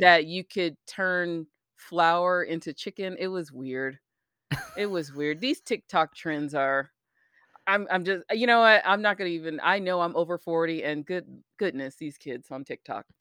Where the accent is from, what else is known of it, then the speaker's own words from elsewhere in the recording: United States; as an American